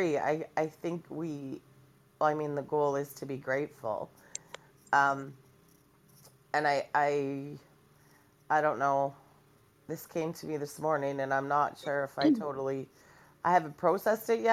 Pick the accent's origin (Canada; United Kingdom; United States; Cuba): Canada; I'm Canadian